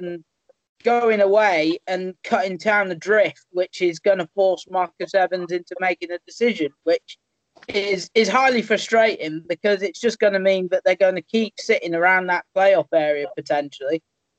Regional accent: Crewe, North West England, United Kingdom; my hometown club, Crewe.

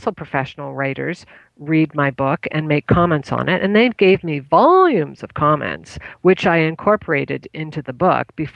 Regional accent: Canada; I'm Canadian

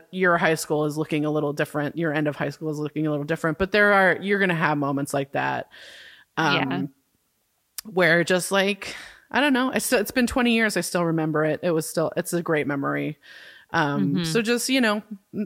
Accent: California, United States; we're from California

